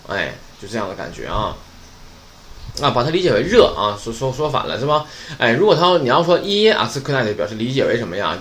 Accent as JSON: {"language": "Chinese", "country": "China", "said": "我们中国人"}